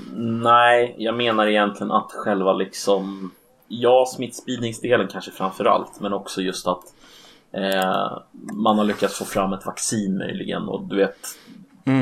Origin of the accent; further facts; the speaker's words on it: Sweden; vi svenskar